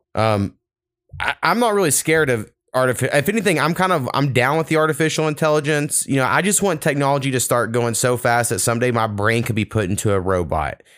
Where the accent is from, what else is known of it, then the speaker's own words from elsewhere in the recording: United States; as an American